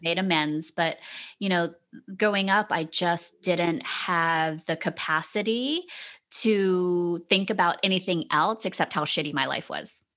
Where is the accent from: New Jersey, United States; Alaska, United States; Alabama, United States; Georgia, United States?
Georgia, United States; Savannah; growing up in Savannah, Georgia